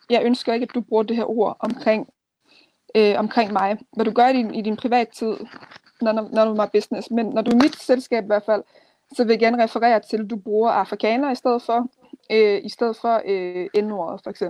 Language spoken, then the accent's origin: Danish; Denmark; jeg er opvokset her i Danmark, øh, og jeg er dansk, men min rødder er stadigvæk afrikansk. Så jeg er dansk-afrikansk, jeg er afrikansk-dansk.